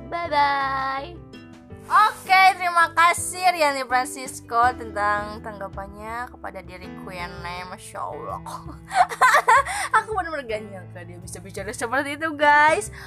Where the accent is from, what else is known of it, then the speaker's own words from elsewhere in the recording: Java, Indonesia; karena kebetulan aku juga orang Jawa jadi gini tuh sering kayak tanya-tanya